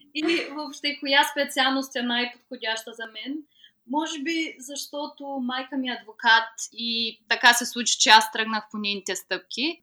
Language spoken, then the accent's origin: Bulgarian; Ruse, Ruse Province, Bulgaria; moved away as an adult; now in Cardiff, United Kingdom; На 24 години съм и съм от град Русе. В момента живея в Карди, което е столицата Уелс.